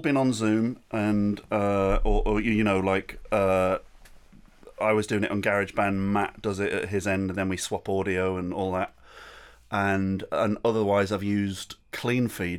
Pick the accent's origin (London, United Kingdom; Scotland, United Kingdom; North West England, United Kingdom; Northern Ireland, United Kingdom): North West England, United Kingdom; Rochdale; also born or lived in Manchester; I was born in Rochdale